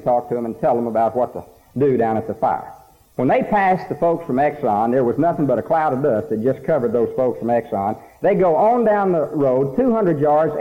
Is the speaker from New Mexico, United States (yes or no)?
no; Snyder, Texas, United States; Now, I'm a country boy, and I'm very proud of it. I come from Snyder, Texas